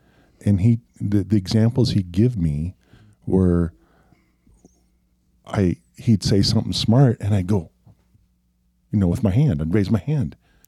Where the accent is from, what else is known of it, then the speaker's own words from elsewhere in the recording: Montana, United States; we're both from Montana.